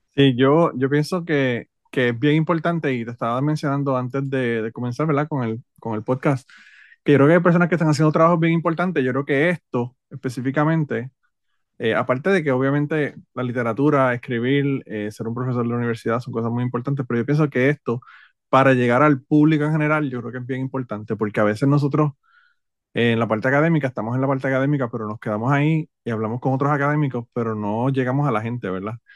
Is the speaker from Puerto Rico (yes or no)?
yes; Utuado, Puerto Rico; los utuadeños somos como los ponceños